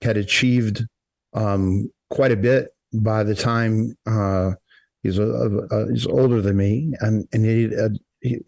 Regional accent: Boca Raton, Florida, United States; I'm from South Florida, Boca Raton, which is perfectly located between, I guess, West Palm and Fort Lauderdale, Miami. So I grew up

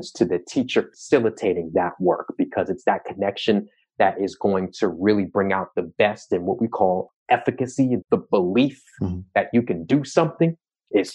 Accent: Long Island, New York, United States; I grew up in New York, right? And specifically Long Island

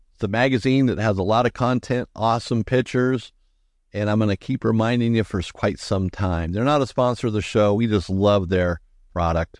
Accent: Southern California, United States; growing up in Southern California. I mean, I went to Disneyland maybe two times

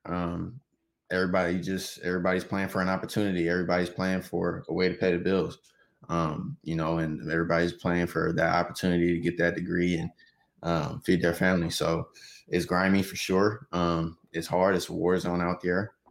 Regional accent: Riverside, California, United States; also born or lived in Los Angeles, California / Sacramento, California; I'm from East Riverside, born and raised

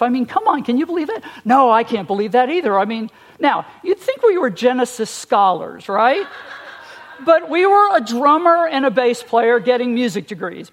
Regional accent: Long Island, New York, United States; moved away; I was born and raised on Long Island, New York

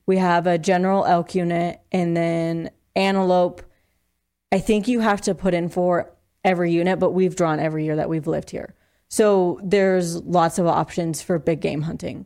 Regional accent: Eastern Plains, Colorado, United States; moved away as an adult; also born or lived in Laramie, Wyoming; now in Sheridan, United States; I'm originally from Colorado. Grew up on the Eastern Plains, and then I moved to Laramie for college

